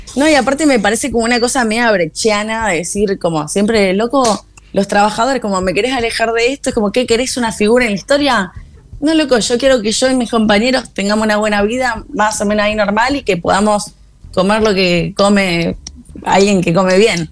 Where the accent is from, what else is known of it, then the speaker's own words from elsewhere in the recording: Argentina; moved away; en mi país